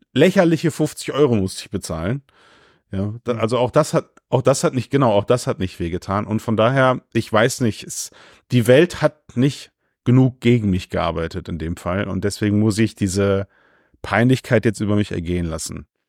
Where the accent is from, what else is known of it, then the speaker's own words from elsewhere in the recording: Germany; ich bin Deutscher